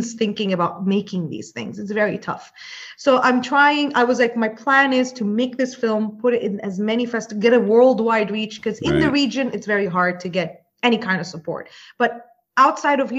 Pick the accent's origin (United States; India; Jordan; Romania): Jordan; moved away as an adult; now in Dubai, United Arab Emirates; I grew up in Jordan